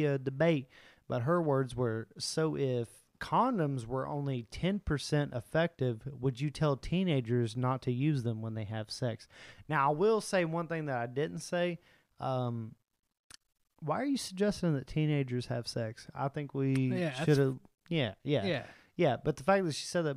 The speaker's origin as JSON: {"language": "English", "region": "West Virginia", "country": "United States", "said": "We are from West Virginia."}